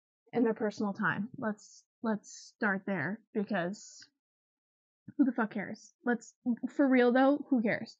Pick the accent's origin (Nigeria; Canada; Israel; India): Canada; I'm from Canada, live in Canada